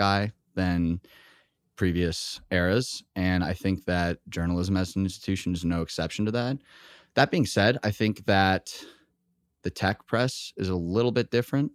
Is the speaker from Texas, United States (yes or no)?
yes; Texas, United States; moved away; also born or lived in Boston; I grew up in Texas, went to school in Boston